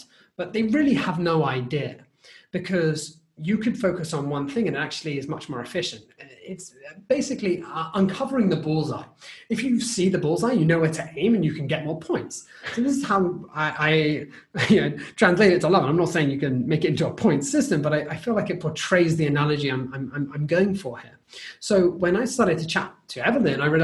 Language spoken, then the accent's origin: English; United Kingdom; as a British person, obviously, you're aware that as a culture, we want to finish everything that's on our plate.